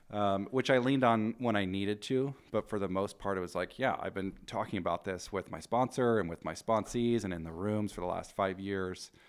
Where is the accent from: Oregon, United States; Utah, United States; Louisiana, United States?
Oregon, United States; Rogue Valley; moved away as an adult; also born or lived in Portland, Oregon; now in Spokane, United States; I grew up in the Rogue Valley. I spent my twenties in Portland.